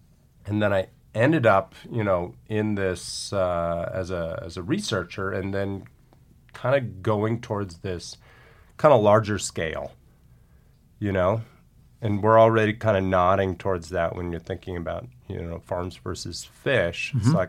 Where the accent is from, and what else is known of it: California, United States; born or raised there